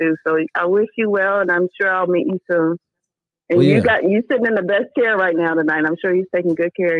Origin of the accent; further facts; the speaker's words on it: Oakland, California, United States; now in Houston, United States; I, too, am a fish out of water. I'm from California, Oakland, California.